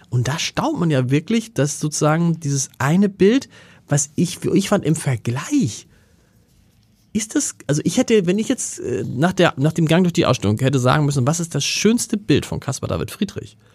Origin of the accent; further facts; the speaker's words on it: Hamburg, Germany; also als Hamburger habe ich schon mal gesehen